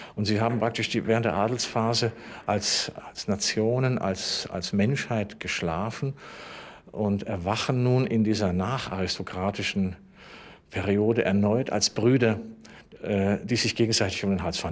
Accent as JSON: {"language": "German", "country": "Germany"}